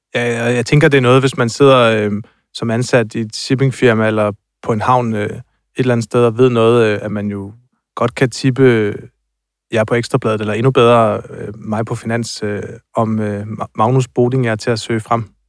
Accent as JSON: {"language": "Danish", "area": "near Tåsinge, southern Funen", "region": "Southern Denmark", "country": "Denmark", "said": "nede på Tosinge, tæt på, hvor jeg er fra, nede i det sydfynske"}